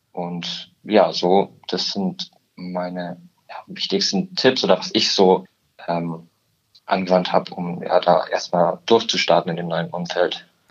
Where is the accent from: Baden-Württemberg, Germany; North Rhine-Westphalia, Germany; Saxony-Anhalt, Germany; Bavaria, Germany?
Bavaria, Germany; Murnau / Garmisch-Partenkirchen area; now in Munich, Germany; Ich komme ursprünglich aus der Ecke Murnau, Garmisch-Partenkirchen